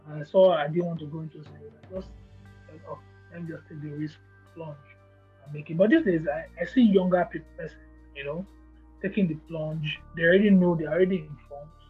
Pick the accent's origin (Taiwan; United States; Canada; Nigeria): Nigeria